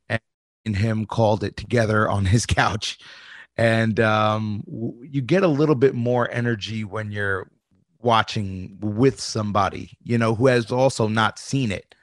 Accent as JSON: {"language": "English", "region": "New York", "country": "United States", "said": "I'm from New York"}